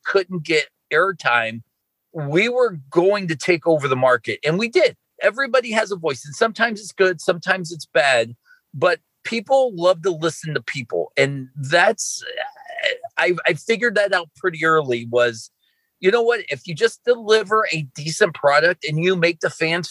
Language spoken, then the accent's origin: English; Boston, Massachusetts, United States; I was born in Boston